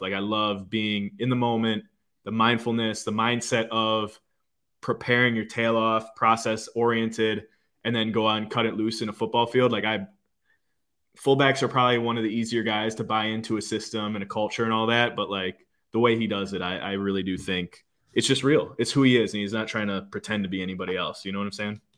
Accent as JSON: {"language": "English", "town": "Green Bay", "region": "Wisconsin", "country": "United States", "tie": "born or raised there", "moved": "as an adult", "lives_now": "Fort Lauderdale area, United States", "said": "growing up in Green Bay"}